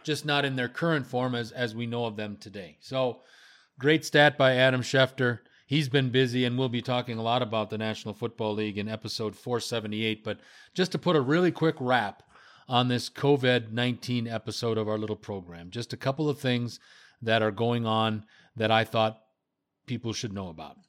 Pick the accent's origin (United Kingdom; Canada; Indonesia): Canada; I'm from Canada.